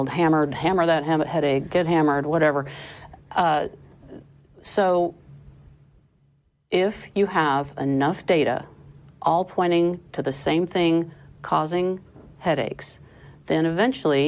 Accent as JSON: {"language": "English", "region": "Iowa", "country": "United States", "tie": "born or raised there", "moved": "yes", "lives_now": "Texas, United States", "said": "I was raised in Iowa, where the education system very much emphasized great science"}